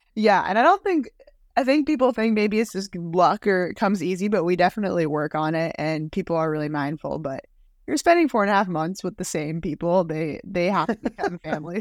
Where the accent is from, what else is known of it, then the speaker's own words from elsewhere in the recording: Waltham, Massachusetts, United States; I grew up in Waltham, Massachusetts